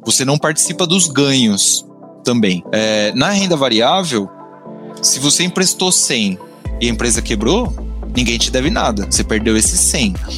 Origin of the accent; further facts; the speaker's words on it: São Paulo, Brazil; also born or lived in Rio de Janeiro; eu sou de São Paulo